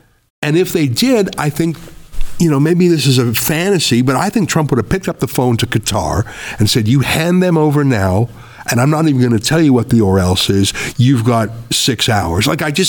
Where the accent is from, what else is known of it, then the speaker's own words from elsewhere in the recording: Canada; when I told you the story of growing up in Canada, in the rural part where I was the only Jew for miles, I felt completely safe and at home and welcome and loved.